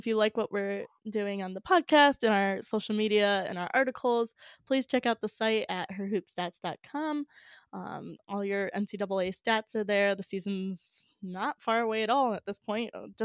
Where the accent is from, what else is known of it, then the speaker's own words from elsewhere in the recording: Connecticut, United States; we're both from Connecticut